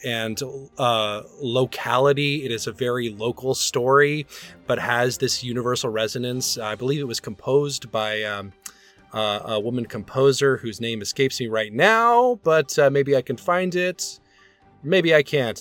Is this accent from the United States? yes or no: yes; Birmingham, Alabama, United States; moved away; my hometown opera company of Opera Birmingham.